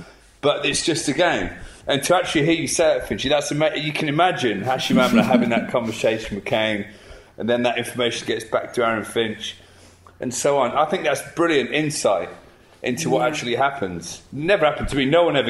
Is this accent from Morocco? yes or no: no; England, United Kingdom; I watch a lot of football, being English.